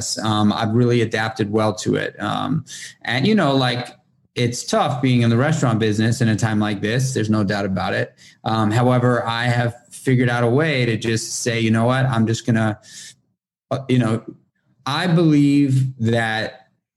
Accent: New York City, New York, United States; moved away as an adult; now in upstate New York, United States; I'm born and raised in Manhattan in New York City

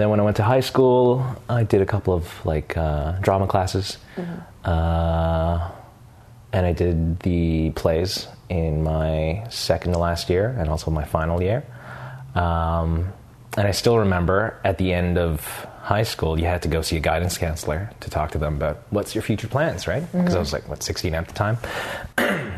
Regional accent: Montreal, Quebec, Canada; I'm originally from Montreal, mm-hmm. so I went to Dawson

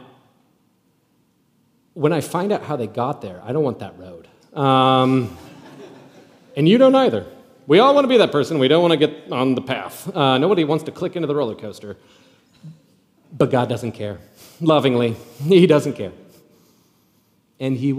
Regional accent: Nebraska, United States; moved away; I'm from Nebraska originally

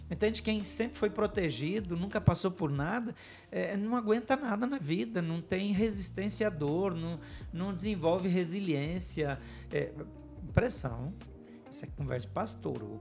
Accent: Paraná, Brazil; first language German; Portuguese is a second language; also born or lived in Rio Grande do Sul / São Paulo; a gente aprendeu a falar alemão antes de falar português então já vem meio influenciado. O sotaque forte dos meus pais, que acabou influenciando a nossa maneira de falar. O fato de eu ter crescido no interior do Paraná

